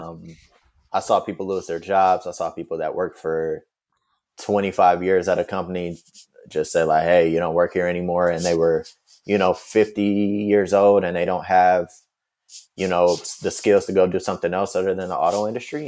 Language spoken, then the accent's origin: English; Detroit, Michigan, United States; moved away as an adult; also born or lived in Washington, D.C. / New York / Paris / Atlanta; now in Los Angeles, United States; I grew up in Detroit. I pretty much lived there my whole childhood.